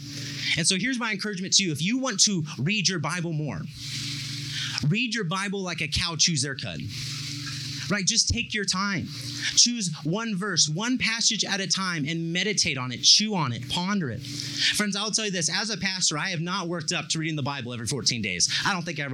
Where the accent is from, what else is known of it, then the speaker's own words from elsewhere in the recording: Bakersfield, California, United States; I'm from Bakersfield, and Bakersfield has a very big dairy industry, and I lived on the south side of town